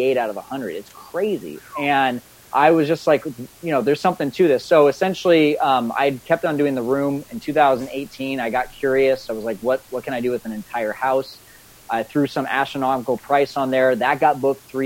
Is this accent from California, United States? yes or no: yes; Fresno, California, United States; moved away as an adult; also born or lived in Scottsdale, Arizona; I'm from Fresno originally